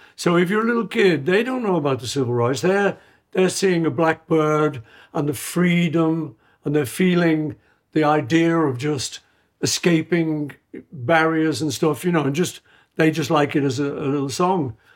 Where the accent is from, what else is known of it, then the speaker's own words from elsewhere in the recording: Liverpool, North West England, United Kingdom; I grew up in Liverpool eating traditional British food